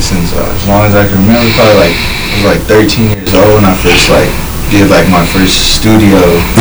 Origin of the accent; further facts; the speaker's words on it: Denver, Colorado, United States; I'm from Denver. I'm from like an outskirt of Denver.